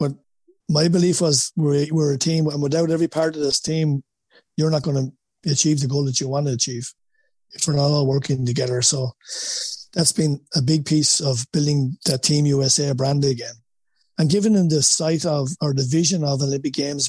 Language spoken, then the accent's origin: English; Wexford, Leinster, Ireland; accent: Wexford; moved away as an adult; now in United States; my Wexford accent